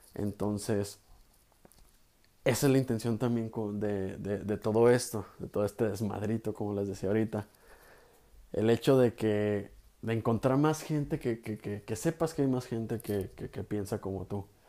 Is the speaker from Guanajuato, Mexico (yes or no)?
no; Guadalajara, Jalisco, Mexico; soy de Guadalajara, Jalisco